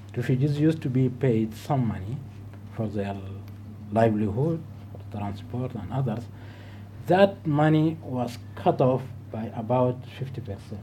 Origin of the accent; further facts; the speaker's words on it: Darfur, Sudan; now in United Kingdom; I'm originally from Darfur